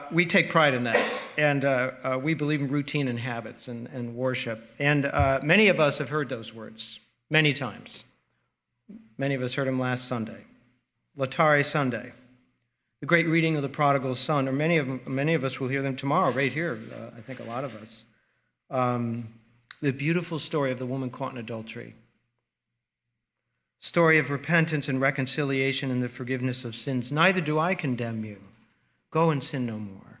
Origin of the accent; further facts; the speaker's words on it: Delmar, New York, United States; I grew up in Albany, New York, Delmar, New York, just south of Albany